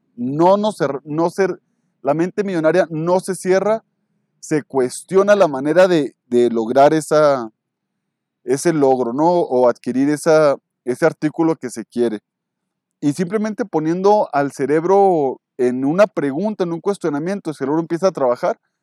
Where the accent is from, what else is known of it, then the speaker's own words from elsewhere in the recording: Mexico; yo soy mexicano